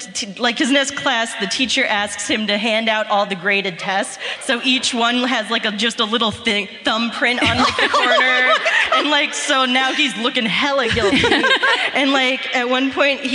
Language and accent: English; Cincinnati, Ohio, United States; now in Columbus, United States; I'm from Cincinnati, born and raised